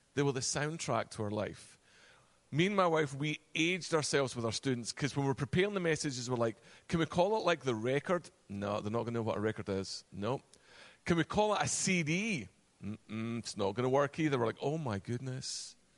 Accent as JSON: {"language": "English", "region": "Virginia", "country": "United States", "accent": "Virginia", "moved": "as an adult", "lives_now": "Connecticut, United States", "said": "We moved actually from Virginia with my Virginia accent"}